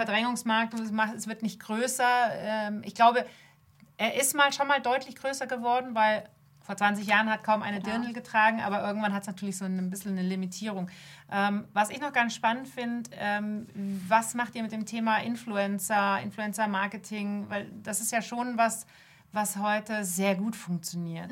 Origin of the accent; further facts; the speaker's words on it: Munich, Bavaria, Germany; ich bin Münchner Kind, ich, ich komme hierher, meine Familie ist urbayerisch